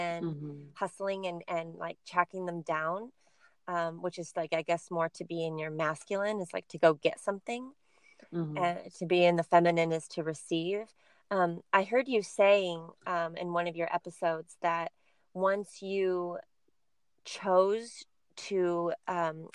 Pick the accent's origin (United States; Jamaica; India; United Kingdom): United States; California; the culture that I grew up in California